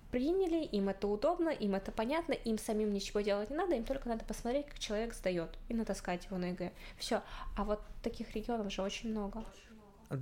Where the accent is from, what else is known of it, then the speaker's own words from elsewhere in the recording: Zabaykalsky Krai, Russia; Я сама из Забайкальского края, и я живу в селе